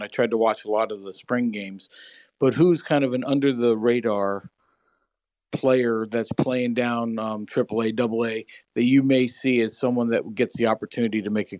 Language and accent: English; Tampa, Florida, United States; I'm from Tampa, Florida.